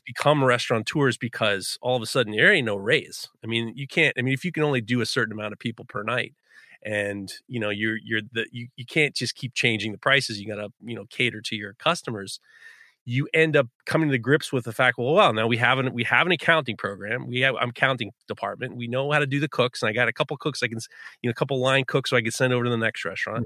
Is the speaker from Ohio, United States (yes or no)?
no; New York City, New York, United States; growing up in New York City, we never went to Canada